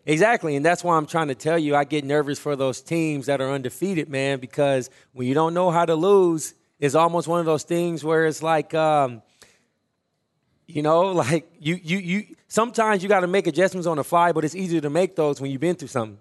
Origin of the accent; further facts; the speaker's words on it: Omaha, Nebraska, United States; growing up in North Omaha